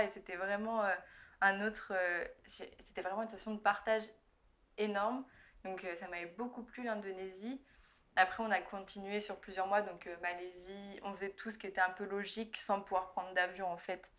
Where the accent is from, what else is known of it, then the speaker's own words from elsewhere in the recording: Burgundy, Bourgogne-Franche-Comté, France; moved away as an adult; now in London, United Kingdom; J'habite à Londres, mais je suis originaire de Bourgogne